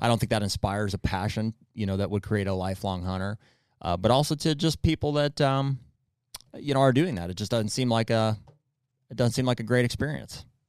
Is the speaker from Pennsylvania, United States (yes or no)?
yes; Pennsylvania, United States; we're from Pennsylvania